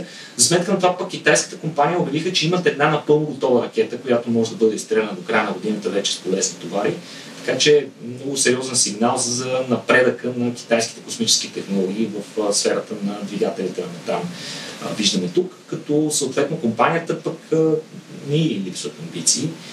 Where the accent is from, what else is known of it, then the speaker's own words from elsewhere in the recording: Bulgaria; като българи